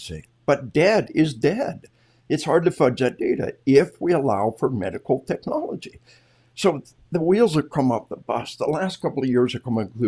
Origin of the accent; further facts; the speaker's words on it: Arkansas, United States; We are from Arkansas